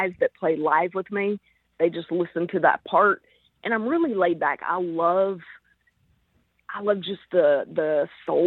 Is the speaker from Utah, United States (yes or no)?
no; Arkansas, United States; I'm from Arkansas.